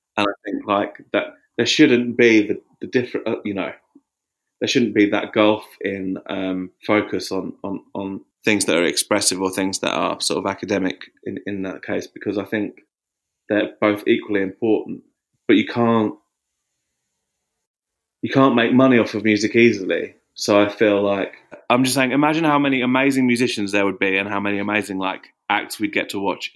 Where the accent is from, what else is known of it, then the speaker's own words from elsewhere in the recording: Watford, East of England, United Kingdom; moved away as an adult; now in Margate, United Kingdom; Margate's where I live now. I think like when I was growing up in Watford